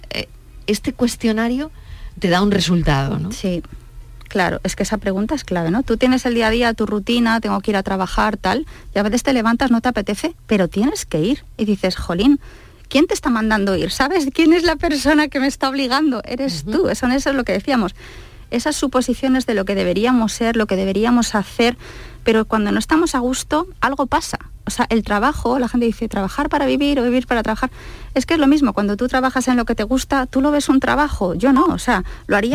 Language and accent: Spanish; Basque Country, Spain; porque yo soy vasca en realidad, yo soy muy del norte